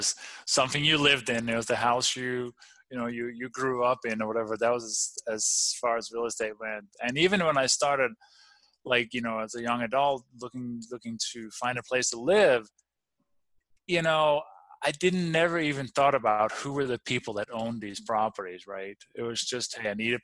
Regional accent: Denmark; English is a second language; moved away as an adult; also born or lived in Copenhagen, Denmark; now in Colorado, United States; I grew up in the farmland in the countryside

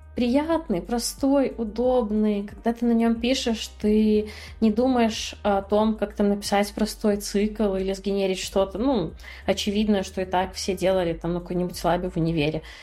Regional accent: Belarus; moved away as an adult; also born or lived in Minsk, Belarus; now in Batumi, Georgia; я родилась в Беларуси, в маленьком городе. Когда ты рождаешься в маленьком городе в Беларуси, все, что ты делаешь, это все возможно, ну, хорошо учишься, чтобы оттуда уехать.

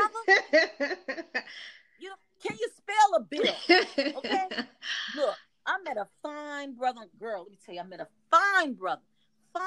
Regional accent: Chicago, Illinois, United States; moved away as an adult; now in Arizona, United States; I'm from Chicago. I'm a Chicago girl

